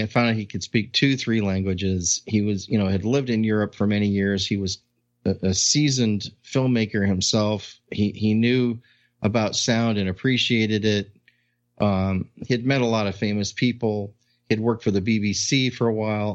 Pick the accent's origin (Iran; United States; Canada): United States; Long Beach, California; my hometown of Long Beach